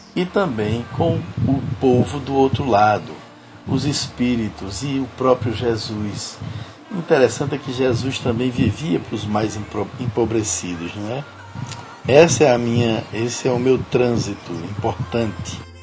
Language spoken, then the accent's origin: Portuguese; Northeast Region, Brazil; eu sou nordestino com muita alegria